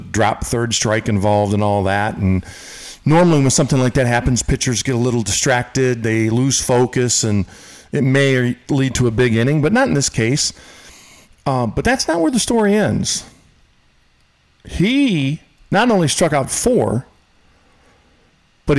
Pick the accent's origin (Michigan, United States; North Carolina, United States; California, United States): Michigan, United States; Michigan, my home state.